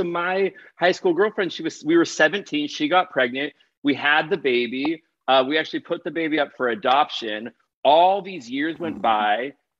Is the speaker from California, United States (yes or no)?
yes; Pasadena, California, United States; So he is in Pasadena, where I grew up. So I grew up in Pasadena.